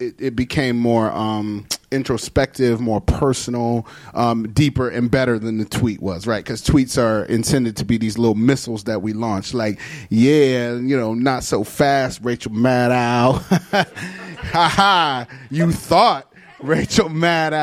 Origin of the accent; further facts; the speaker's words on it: Detroit, Michigan, United States; I'm also from Detroit